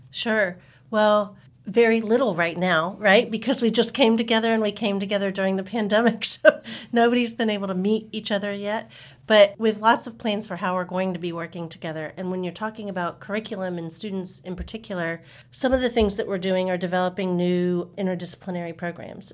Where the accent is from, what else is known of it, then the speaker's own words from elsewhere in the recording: Jacksonville, Florida, United States; now in San Antonio, United States; I was born and raised in Jacksonville, Florida, so I like to say I'm an I ten girl from way back